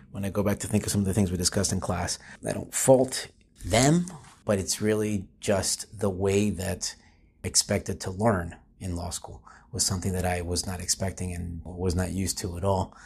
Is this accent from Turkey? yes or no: no; Florida, United States; I'm from Florida. I grew up in Florida.